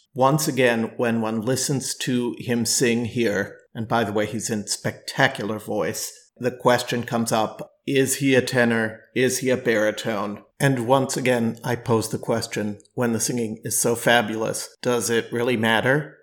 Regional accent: Milwaukee, Wisconsin, United States; Milwaukee is my hometown

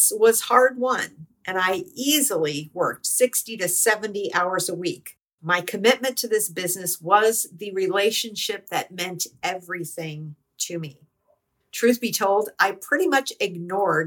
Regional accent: United States; I'm not Jewish. I'm American.

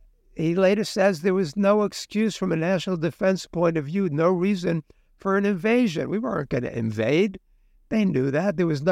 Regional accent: United States; I'm an American.

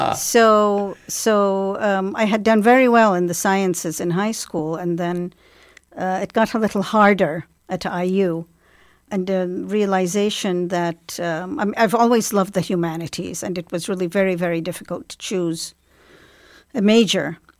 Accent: Baghdad, Baghdad Governorate, Iraq; also born or lived in England / New York City; now in Bloomington, United States; I'm originally from Baghdad

